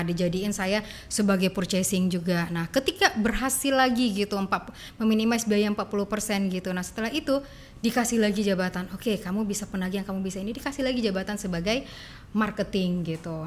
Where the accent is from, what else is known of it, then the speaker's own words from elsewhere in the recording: Padang, West Sumatra, Indonesia; moved away as an adult; now in Batam, Indonesia; saya dari Padang